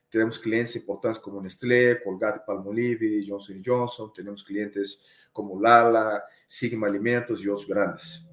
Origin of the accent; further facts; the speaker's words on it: Rio de Janeiro, Brazil; Spanish is a second language; moved away as an adult; now in Mexico; soy carioca, soy de Río de Janeiro. Estoy en México a 16 años